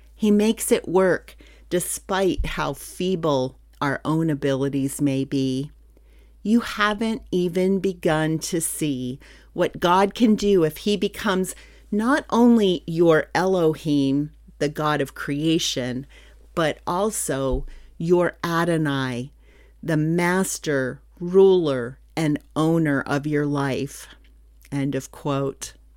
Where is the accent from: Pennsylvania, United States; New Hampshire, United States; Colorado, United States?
Pennsylvania, United States; moved away as an adult; also born or lived in Garland, Texas; I'm from Pennsylvania